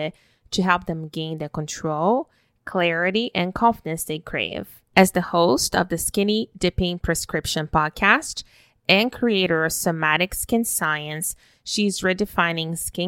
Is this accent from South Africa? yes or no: no; Brazil; now in Canada; I was born and raised in Brazil, even though I live in Canada now